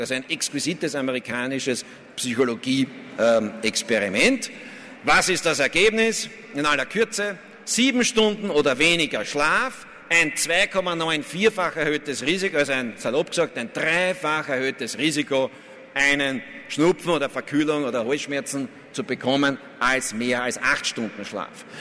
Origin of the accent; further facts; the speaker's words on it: Vienna, Austria; als Wiener